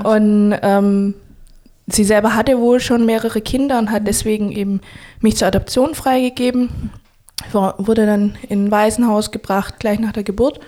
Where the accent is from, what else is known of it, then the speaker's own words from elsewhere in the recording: Stuttgart, Baden-Württemberg, Germany; Stuttgart ist meine Heimat